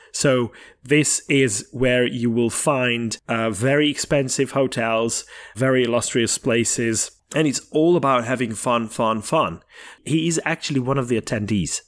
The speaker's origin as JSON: {"language": "English", "country": "Hungary", "tie": "born or raised there", "moved": "yes"}